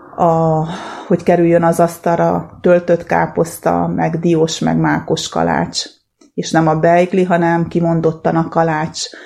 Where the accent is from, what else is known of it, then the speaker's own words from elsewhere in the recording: Transylvania, Romania; now in Hungary; én Erdélyből jöttem, már 30 éve itt élek Magyarországon, de a gyerekkoromat ott töltöttem, ott nőttem föl